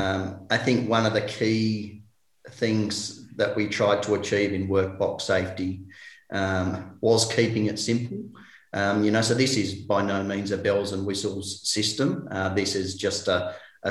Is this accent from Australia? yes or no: yes; Tasmania, Australia; I'm from Tasmania